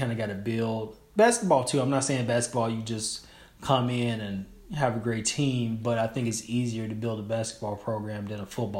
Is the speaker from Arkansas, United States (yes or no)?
no; Chicago, Illinois, United States; now in Oregon, United States; I grew up in the 90s in Chicago